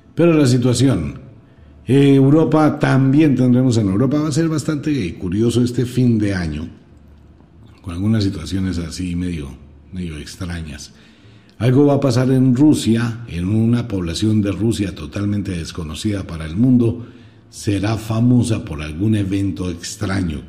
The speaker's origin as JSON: {"language": "Spanish", "country": "Colombia", "said": "solamente hablo como colombiano"}